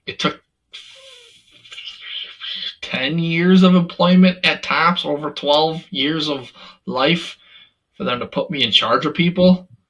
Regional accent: Dunkirk, New York, United States; also born or lived in Fredonia, New York; I was born in Dunkirk, New York.

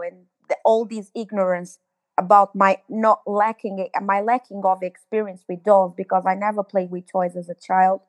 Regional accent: Cape Verde; now in London, United Kingdom; I am from originally from Cape Verde Islands

